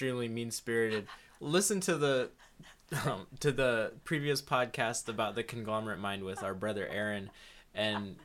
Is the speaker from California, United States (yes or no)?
no; Texas, United States; we grew up in Texas and it's hot there.